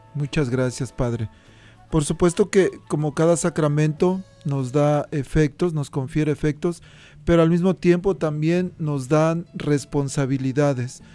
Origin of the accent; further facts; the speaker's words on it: Mexico; moved away; allá en, México, en mi pueblito, normalmente eh, la confirmación se daba junto con la primera comunión